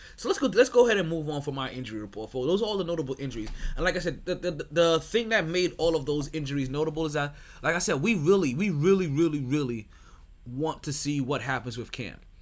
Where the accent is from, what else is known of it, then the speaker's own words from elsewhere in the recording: New York City, New York, United States; I'm from Brooklyn.